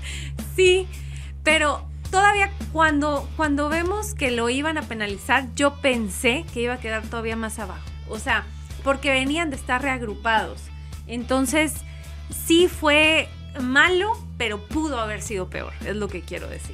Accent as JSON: {"language": "Spanish", "region": "northern Mexico", "country": "Mexico", "said": "soy norteña"}